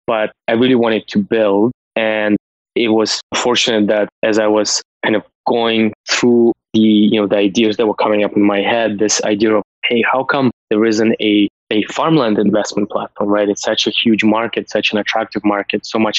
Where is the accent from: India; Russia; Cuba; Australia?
Russia; moved away as an adult; also born or lived in United States; now in Canada; I was born and raised in Soviet Union